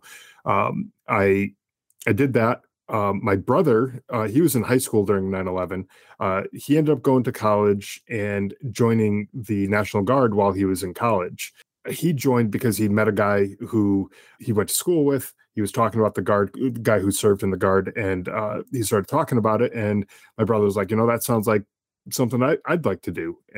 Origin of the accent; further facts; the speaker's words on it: Connecticut, United States; Yeah, I was born in Connecticut in the early 80s, and it was I was in a middle class family.